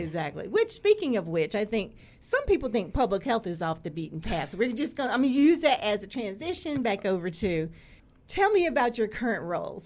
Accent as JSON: {"language": "English", "town": "Greensboro", "region": "North Carolina", "country": "United States", "tie": "born or raised there", "moved": "yes", "said": "I was born in Greensboro, North Carolina"}